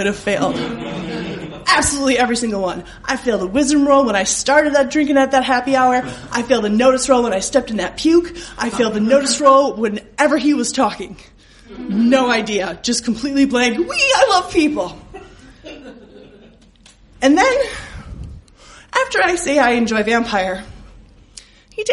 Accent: Wisconsin, United States; I'm from Wisconsin

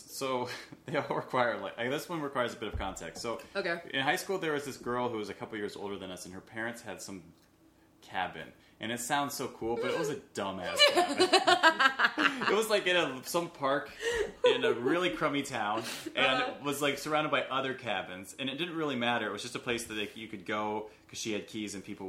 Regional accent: Illinois, United States; Downstate Illinois.

